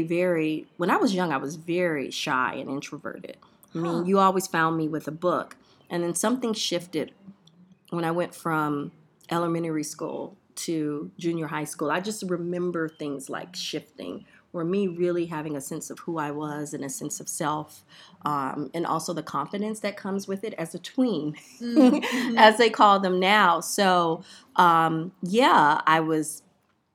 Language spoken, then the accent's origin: English; Miami, Florida, United States; I grew up in Miami, Florida, in Liberty City